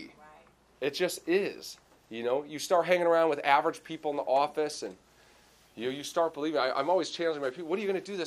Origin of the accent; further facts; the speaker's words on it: Clarkston, Michigan, United States; DTE in my hometown. It's like 5 minutes away